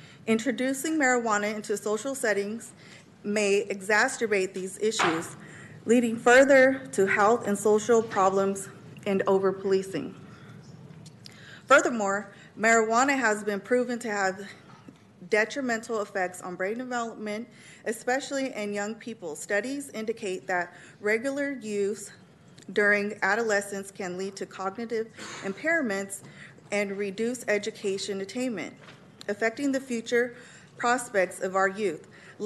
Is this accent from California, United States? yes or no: yes; Sacramento, California, United States; but most importantly, I'm a mother of three, born and raised in Sacramento.